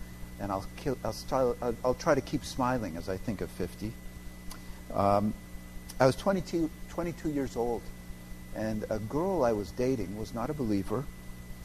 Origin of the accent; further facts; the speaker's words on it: Canada; moved away; as a Canadian